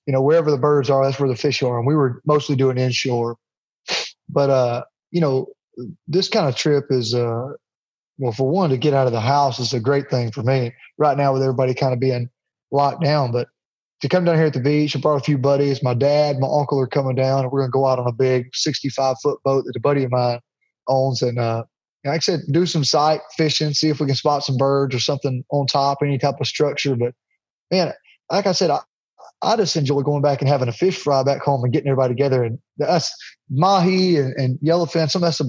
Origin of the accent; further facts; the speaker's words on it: Jacksonville, Alabama, United States; I'm from Jacksonville, Alabama, which is right there by Weiss Lake. They call it the crappie capital of the world.